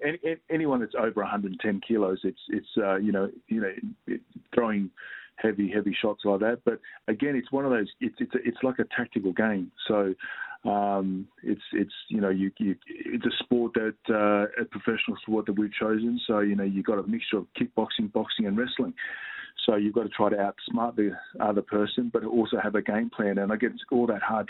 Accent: Australia

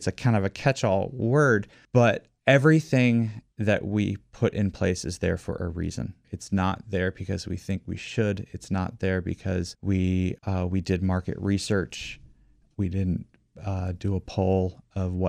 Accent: Washington, District of Columbia, United States; also born or lived in McLean, Virginia; I have been in love with my hometown forever. And one of the reasons why I love Washington, D.C. so much

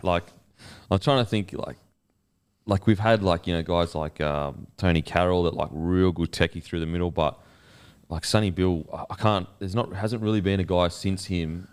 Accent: Australia; as an Aussie

